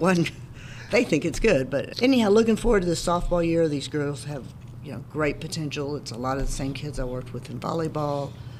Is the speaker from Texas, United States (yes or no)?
yes; Cypress, Texas, United States; also born or lived in Jersey Village, Texas; now in Bandera, United States; I was born and raised in the Cypress area, actually in Fairbanks. We had a little dirt farm there.